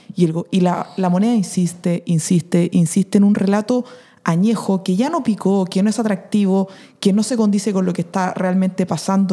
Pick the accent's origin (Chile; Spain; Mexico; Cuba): Chile; nuestro país